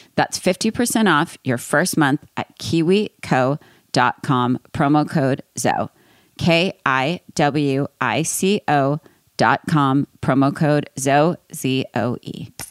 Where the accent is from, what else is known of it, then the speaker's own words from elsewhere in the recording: East Coast, United States; I'm from East Coast